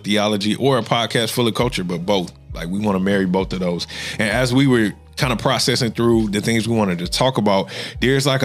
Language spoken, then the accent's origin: English; Fayetteville, North Carolina, United States; moved away; I'm from Fayetteville, North Carolina, home of some really good barbecue